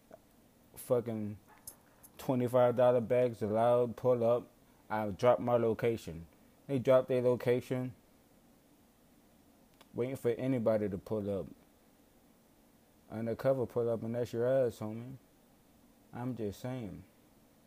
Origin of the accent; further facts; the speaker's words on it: Marrero, Louisiana, United States; I come from Marrero, Louisiana